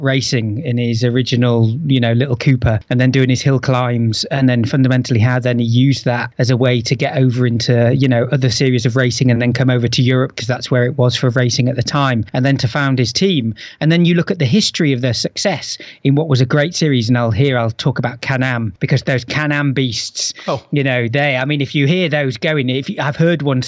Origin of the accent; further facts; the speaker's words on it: the north of England, United Kingdom; I'm from the north of England